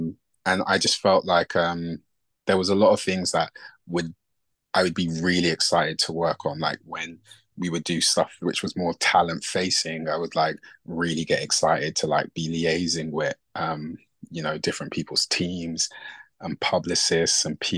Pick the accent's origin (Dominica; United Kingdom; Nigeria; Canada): Nigeria; obviously being from like from an African household and being Nigerian.